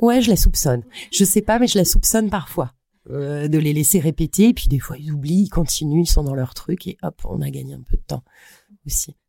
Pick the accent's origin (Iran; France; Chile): France; Brittany; j'ai grandi en Bretagne